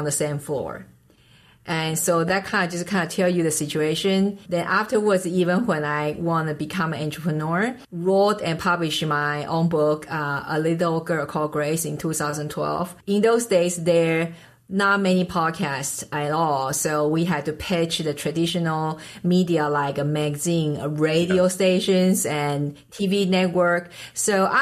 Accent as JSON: {"language": "English", "country": "Taiwan", "tie": "born or raised there", "second_language": "English", "moved": "as an adult", "lives_now": "United States", "said": "I was born and raised in Taiwan"}